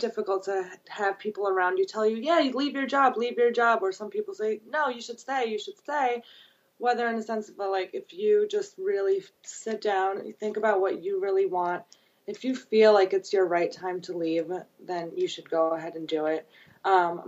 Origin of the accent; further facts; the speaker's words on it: New York City, New York, United States; also born or lived in Brooklyn / Long Island / Manhattan; I grew up in Queens.